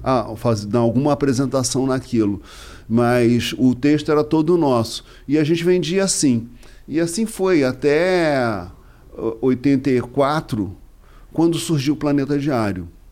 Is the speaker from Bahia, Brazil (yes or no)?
no; Rio de Janeiro, Brazil; eu nasci no Distrito Federal, né? Mas não foi em Brasília. Ah. É quando o Rio de Janeiro era a capital do Brasil.